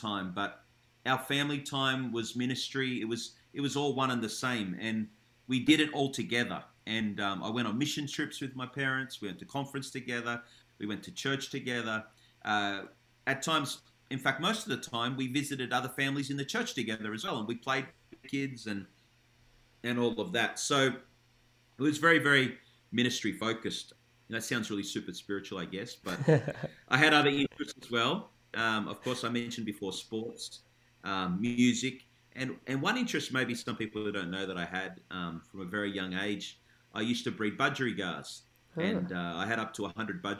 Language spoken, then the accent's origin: English; Canberra, Australian Capital Territory, Australia; also born or lived in Melbourne; I was born in Melbourne, but we moved to Canberra when I was 6 years old. So I really grew up in Canberra